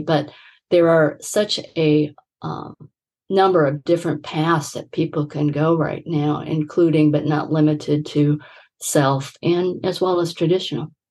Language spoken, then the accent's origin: English; Midwest, United States; I grew up in the Midwest